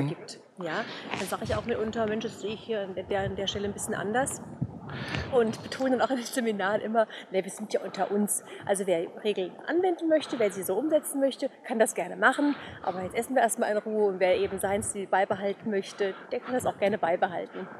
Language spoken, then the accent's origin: German; Offenbach, Hesse, Germany; now in Bavaria, Germany; ich komme ursprünglich aus Offenbach